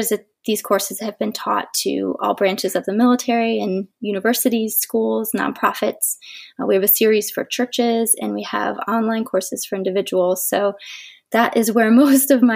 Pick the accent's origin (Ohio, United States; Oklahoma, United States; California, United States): Ohio, United States; moved away; We are both from Ohio, so we're a long way from home.